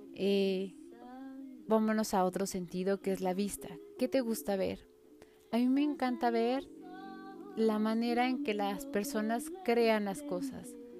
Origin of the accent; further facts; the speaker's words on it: Mexico City, Mexico; en la Ciudad de México no andamos con short ni con camiseta